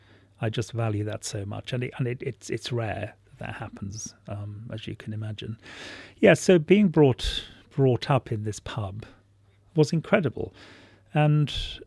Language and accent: English; Wales, United Kingdom; Well, I was born in North Wales, somewhere between Wrexham and Llangollen, and my family owned a pub, and it was an extraordinary place to be brought up.